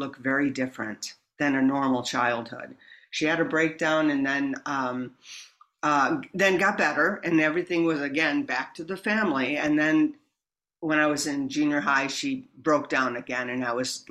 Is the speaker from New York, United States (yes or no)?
yes; New York, United States; moved away; I grew up back east near Buffalo, not in Buffalo, a small town in between Buffalo and Rochester.